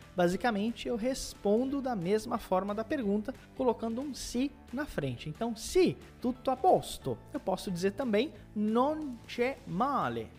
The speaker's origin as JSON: {"language": "Portuguese", "town": "Morano Calabro", "region": "Calabria", "country": "Italy", "said": "sono di Morano Calabro, sono un insegnante di italiano"}